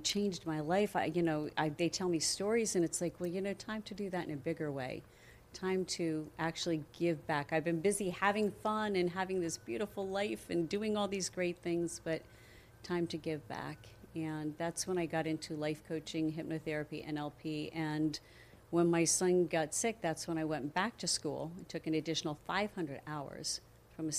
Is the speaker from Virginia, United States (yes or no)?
no; Coral Springs, Florida, United States; also born or lived in New Jersey / Pennsylvania; I was raised in Coral Springs.